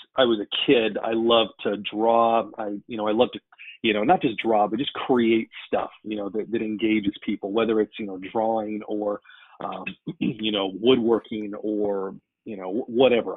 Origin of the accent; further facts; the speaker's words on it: Denver, Colorado, United States; moved away as an adult; now in Iowa, United States; I grew up in Denver, Colorado.